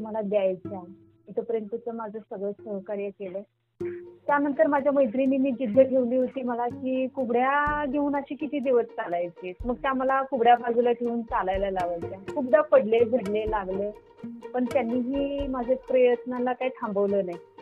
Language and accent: Marathi; Dudhgaon, Maharashtra, India; now in Islampur, India; माझं बालपण तसं मिरज तालुक्यामधील दुधगाव माझ्या आजोडीत गेलेलं आहे